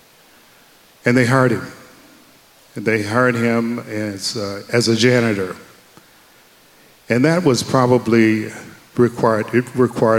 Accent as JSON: {"language": "English", "region": "the South", "country": "United States", "tie": "born or raised there", "said": "we grew up, I grew up in the 60s, and we grew up in the South"}